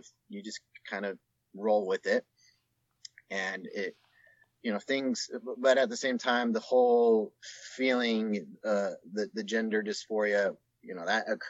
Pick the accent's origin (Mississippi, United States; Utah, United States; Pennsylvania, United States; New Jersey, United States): Utah, United States; just outside of Salt Lake City; I grew up just outside of Salt Lake City